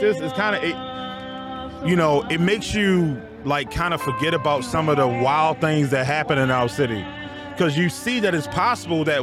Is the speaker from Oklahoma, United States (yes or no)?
no; Baltimore, Maryland, United States; growing up in Baltimore